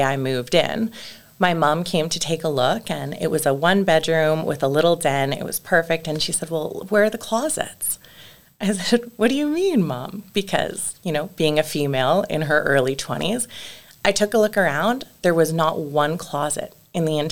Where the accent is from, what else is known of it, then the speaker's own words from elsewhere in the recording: Calgary, Alberta, Canada; being born and raised in Calgary